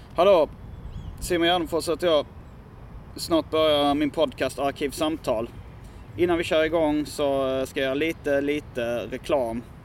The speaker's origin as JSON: {"language": "Swedish", "town": "Hjärup", "region": "Skåne", "country": "Sweden", "tie": "born or raised there", "said": "jag är ju uppvuxen i Hjärup som ligger i, låg då i Staffanstorps mm. kommun"}